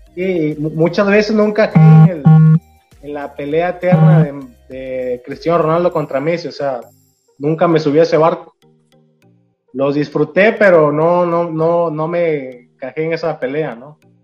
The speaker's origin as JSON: {"language": "Spanish", "country": "Mexico", "said": "yo soy mexicano"}